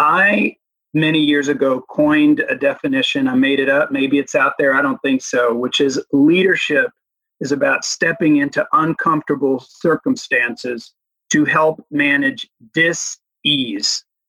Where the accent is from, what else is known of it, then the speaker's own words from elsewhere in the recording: United States; also born or lived in Dominican Republic; I'm an American with a very Dominican acculturation